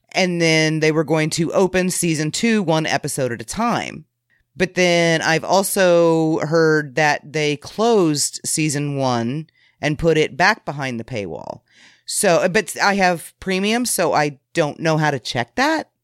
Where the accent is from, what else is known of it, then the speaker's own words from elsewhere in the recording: Illinois, United States; I'm from Illinois, you know? I'm way closer to Saint Louis than I am to Chicago